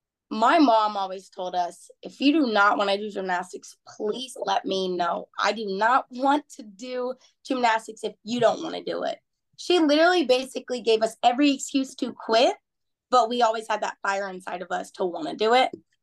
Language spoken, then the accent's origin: English; Houston, Texas, United States; I'm from Houston, Texas.